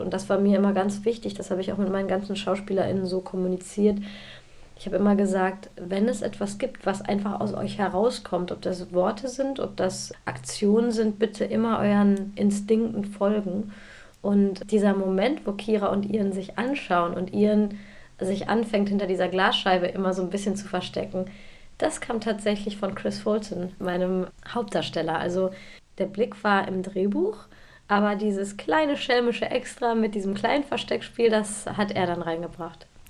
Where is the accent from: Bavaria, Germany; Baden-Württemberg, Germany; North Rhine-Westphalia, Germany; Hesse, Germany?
North Rhine-Westphalia, Germany; Bielefeld; bin ja aus Bielefeld